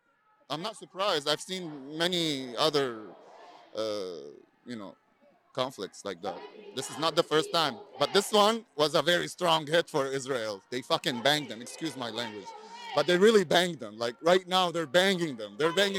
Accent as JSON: {"language": "English", "country": "Lebanon", "moved": "yes", "said": "I'm from Lebanon."}